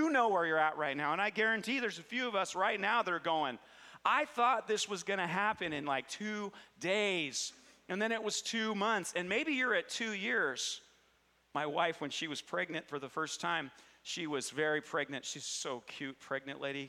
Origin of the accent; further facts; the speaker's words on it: Cedarville, United States; Growing up in Cedarville